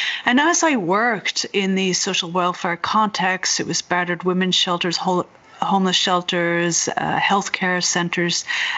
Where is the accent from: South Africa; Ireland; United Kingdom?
Ireland; now in Berkeley, United States; I'm originally from Ireland, but I grew up all over the world, and now I live in Berkeley, California.